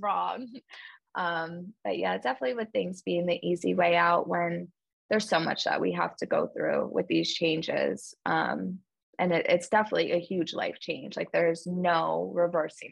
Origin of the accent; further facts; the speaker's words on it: New York, United States; moved away as an adult; also born or lived in Mississippi; now in Washington, D.C., United States; so I'm from New York, but I'm from like a small town right outside of the city. So when you grow up in a small town